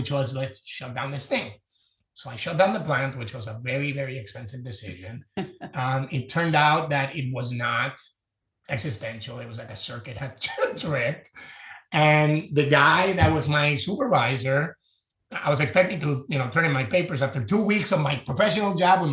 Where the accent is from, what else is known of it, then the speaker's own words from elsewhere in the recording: Puerto Rico; I grew up in Puerto Rico